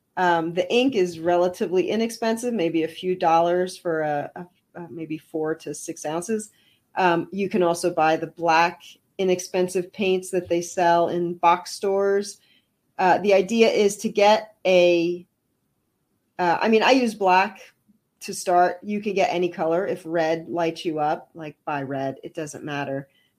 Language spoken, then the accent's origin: English; Canada; I'm French Canadian.